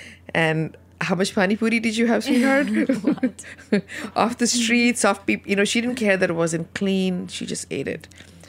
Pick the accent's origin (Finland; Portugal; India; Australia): India; moved away as an adult; also born or lived in Canada; now in United States; growing up in India, what I ate, and then when I came back here, when I came to first Canada and then to the US